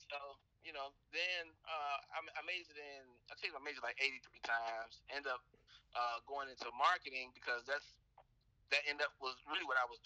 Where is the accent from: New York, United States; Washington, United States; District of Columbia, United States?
District of Columbia, United States; Washington; Uh, I was raised in Southeast D.C., went to uh, Dunbar Senior High School